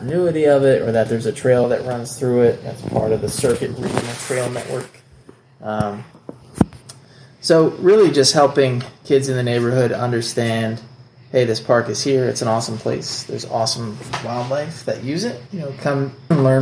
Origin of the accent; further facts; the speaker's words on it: Philadelphia, Pennsylvania, United States; now in Cheltenham, United States; I grew up in Olney in Philly, in North Philly, where the creek is called the Taconee.